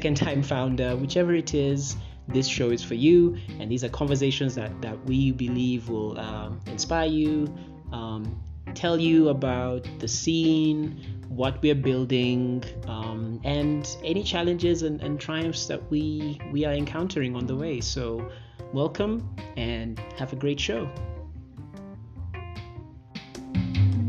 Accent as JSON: {"language": "English", "country": "Uganda", "moved": "yes", "lives_now": "Nairobi, Kenya", "said": "I'm all the way in Nairobi, Kenya, but I'm Ugandan."}